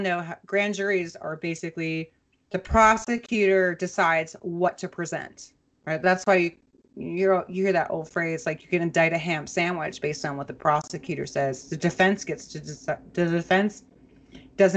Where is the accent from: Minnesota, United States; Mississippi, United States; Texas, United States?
Minnesota, United States; Minnesota, as you know, because that's my hometown